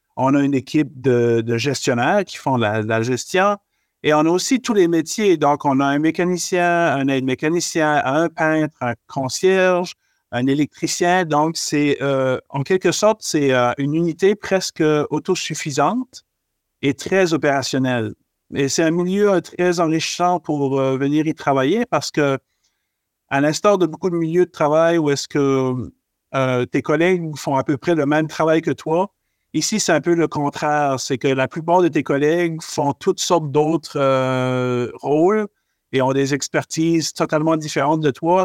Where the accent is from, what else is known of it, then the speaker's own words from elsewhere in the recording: Acadian Peninsula, New Brunswick, Canada; je suis originaire du Nouveau-Brunswick. Euh, j'ai grandi dans une petite municipalité qui s'appelle euh, euh c'est situé dans la péninsule acadienne